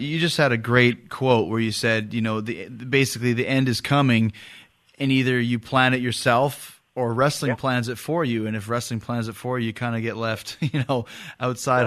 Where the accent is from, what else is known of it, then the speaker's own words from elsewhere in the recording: Winnipeg, Manitoba, Canada; I'm from Winnipeg in the middle of the country